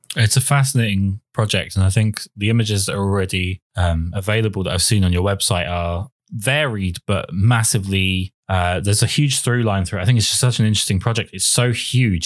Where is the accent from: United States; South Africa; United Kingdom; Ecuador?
United Kingdom